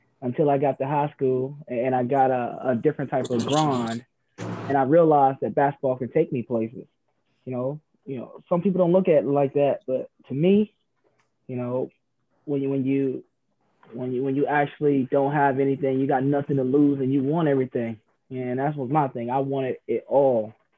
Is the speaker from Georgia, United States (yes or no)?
yes; Savannah, Georgia, United States; now in Cincinnati, United States; It was cool, man. I loved it. Of course, better weather than Cincinnati, but a little different. You know, Savannah is, you know, a little, you know, smaller than Cincinnati.